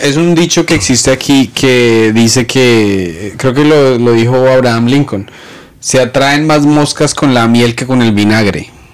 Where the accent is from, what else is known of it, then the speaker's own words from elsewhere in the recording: Bogotá, Colombia; now in New York, United States; Bogotá, yo crecí en Bogotá